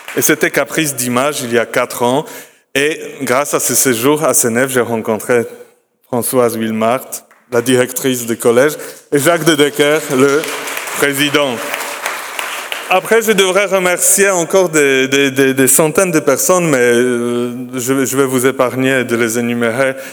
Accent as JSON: {"language": "French", "country": "Poland", "said": "chez nous en Pologne"}